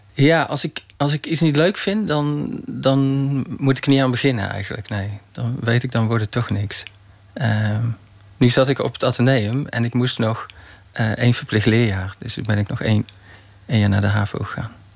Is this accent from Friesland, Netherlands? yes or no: no; Roosendaal, North Brabant, Netherlands; ik ben geboren in Roosendaal, in Brabant.